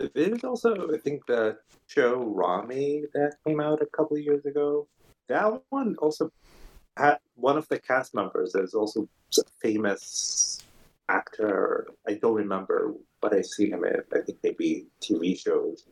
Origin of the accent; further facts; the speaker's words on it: Kuwait; moved away; growing up in Kuwait